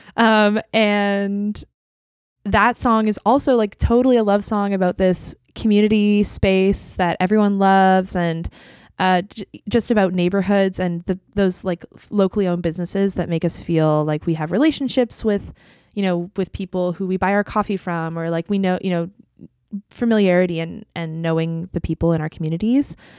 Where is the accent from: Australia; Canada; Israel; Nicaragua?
Canada; Vancouver, British Columbia; I grew up in East Vancouver